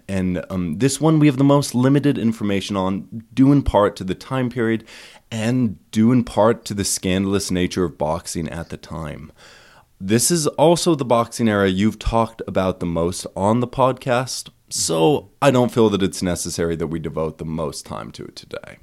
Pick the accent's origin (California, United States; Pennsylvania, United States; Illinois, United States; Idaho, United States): Idaho, United States; East; now in Boise, United States; I, um, grew up in East Idaho